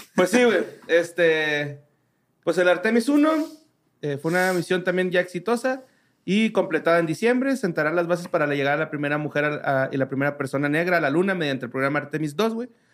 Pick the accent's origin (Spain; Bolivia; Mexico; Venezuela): Mexico; como mexicanos